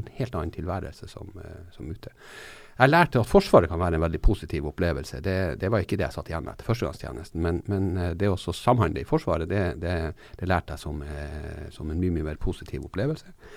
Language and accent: Norwegian; Norway; jeg er fra Norge og bor i Norge